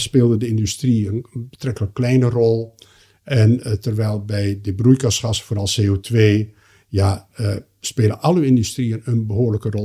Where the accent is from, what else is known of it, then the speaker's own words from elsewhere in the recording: Netherlands; ik kom uit Nederland en ben opgeleid in die Nederlandse traditie